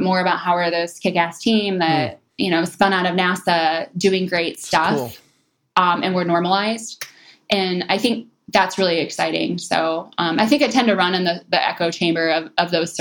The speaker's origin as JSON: {"language": "English", "town": "Detroit", "region": "Michigan", "country": "United States", "moved": "yes", "said": "coming from Detroit"}